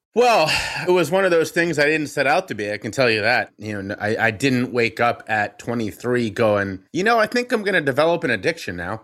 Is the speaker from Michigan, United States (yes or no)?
no; Cincinnati, Ohio, United States; my hometown of Cincinnati, Ohio